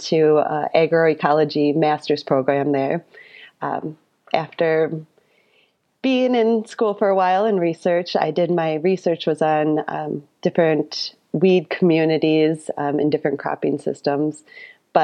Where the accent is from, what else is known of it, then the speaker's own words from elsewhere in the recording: Royalton, Wisconsin, United States; accent: thick Wisconsin; also born or lived in Madison, Wisconsin; I am a fifth generation farmer here in rural Wapaka County. I was born in the same farmhouse as my grandfather on the other side of Royalton.